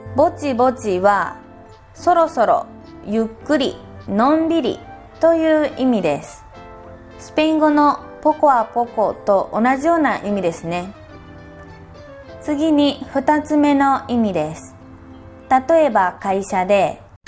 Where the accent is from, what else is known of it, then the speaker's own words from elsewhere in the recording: Kyoto, Japan; accent: Kansai dialect; moved away as an adult; also born or lived in Osaka / Nara; now in Argentina; 出身は京都です京都で生まれて小学生になった時大阪に引っ越して中学生になる前にまた京都に戻ってその後高校生からは奈良で10年